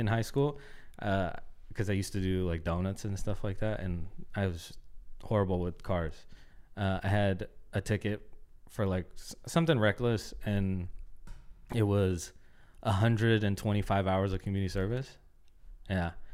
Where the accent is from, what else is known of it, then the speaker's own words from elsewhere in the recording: Oakland, California, United States; moved away as an adult; also born or lived in Concord, California; now in Los Angeles, United States; I grew up in Oakland and then moved to Concord, and that's where I spent, like, my teenage years